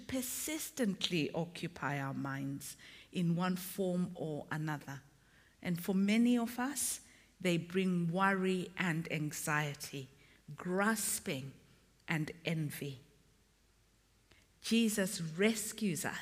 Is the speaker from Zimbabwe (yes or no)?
yes; Zimbabwe; also born or lived in Malawi; now in England; Although I was born there, I grew up in Zimbabwe.